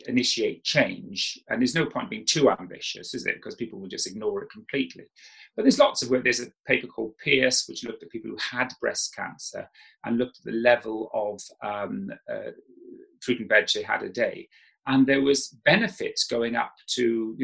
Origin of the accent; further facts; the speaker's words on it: South Wales, United Kingdom; I grew up in South Wales